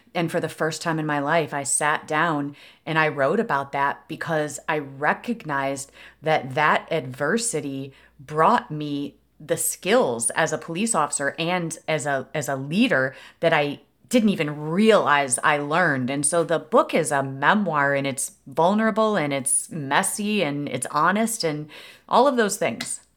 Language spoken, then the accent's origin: English; Aurora, Illinois, United States; it's my hometown. I was uh, in Aurora, Illinois, born and raised there